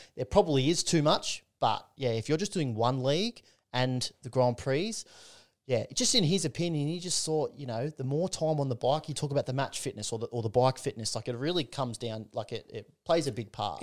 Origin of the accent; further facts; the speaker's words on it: Newcastle, New South Wales, Australia; it makes me proud to be a Novocastrian, like from Newcastle, from the Hunter Valley area.